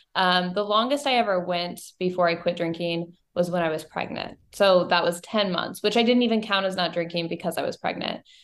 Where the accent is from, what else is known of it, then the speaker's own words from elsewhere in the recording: Bowling Green, Missouri, United States; moved away as an adult; also born or lived in Saint Louis, Missouri; I grew up in Bowling Green, Missouri. It's a small town about an hour and a half north of Saint Louis